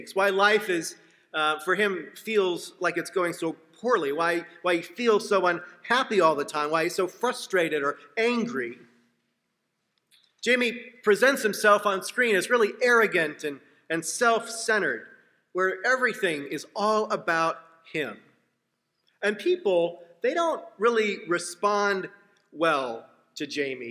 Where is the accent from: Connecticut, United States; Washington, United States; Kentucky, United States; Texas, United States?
Washington, United States; Seattle; I was on the soccer team in my hometown of Seattle